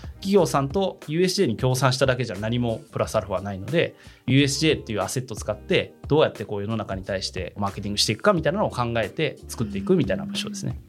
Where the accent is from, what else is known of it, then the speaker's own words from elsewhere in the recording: Kansai, Japan; 僕関西出身なんで